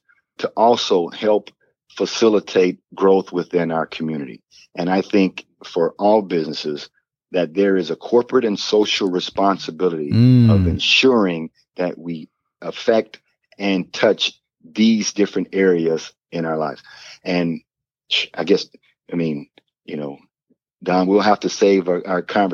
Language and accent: English; Port Arthur, Texas, United States; we grew up poor in Port Arthur, Texas